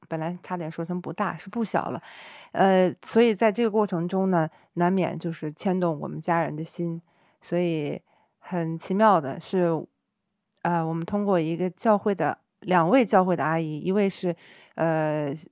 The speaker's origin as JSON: {"language": "Chinese", "country": "China", "tie": "born or raised there", "moved": "as an adult", "said": "在中国长大"}